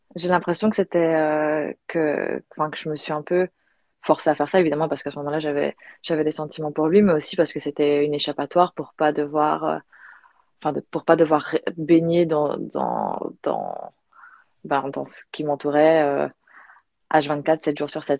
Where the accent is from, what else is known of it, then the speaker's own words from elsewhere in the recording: Belgium; moved away as an adult; also born or lived in United States / Australia; now in Barcelona, Spain; je suis belge, j'ai grandi en Belgique